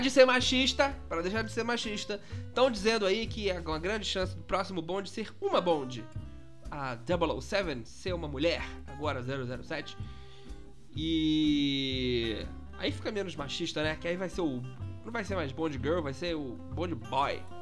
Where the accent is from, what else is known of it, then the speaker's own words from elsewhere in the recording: Minas Gerais, Brazil; eu sou de Minas